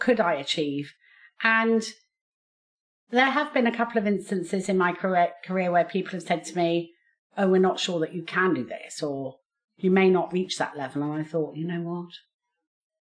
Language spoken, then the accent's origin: English; Basingstoke, South East England, United Kingdom; I was born and brought up in Basingstoke, and I went through the state school system